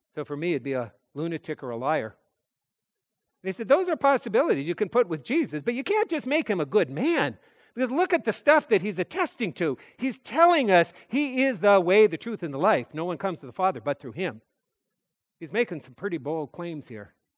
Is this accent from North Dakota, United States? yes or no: yes; North Dakota, United States; moved away; I'm a kid from North Dakota